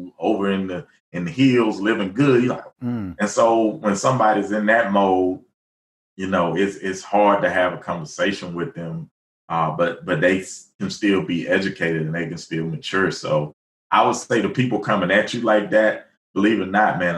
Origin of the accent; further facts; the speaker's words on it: Alabama, United States; when I was young growing up in Alabama